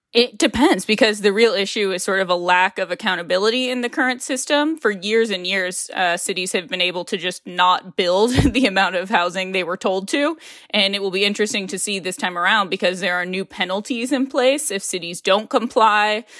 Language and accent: English; Ohio, United States; now in California, United States; I'm from Ohio.